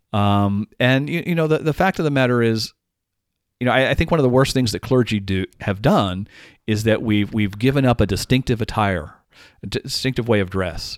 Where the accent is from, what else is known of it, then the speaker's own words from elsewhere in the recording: Dallas, Texas, United States; now in Madison, United States; I'm originally from Dallas, and I learned to drive in Dallas